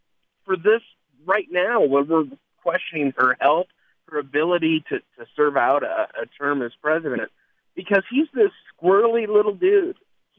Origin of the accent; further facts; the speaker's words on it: Clinton County, Iowa, United States; now in Des Moines, United States; where I grew up in Clinton County